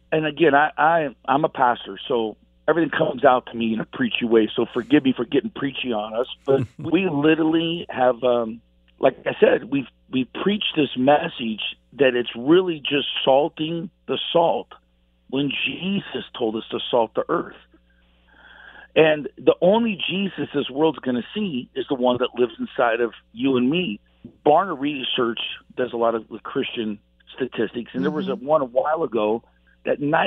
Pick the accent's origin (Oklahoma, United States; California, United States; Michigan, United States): California, United States; Los Angeles; I was actually from Los Angeles, and I was a punk rocker in the 80s, crazy kid on the streets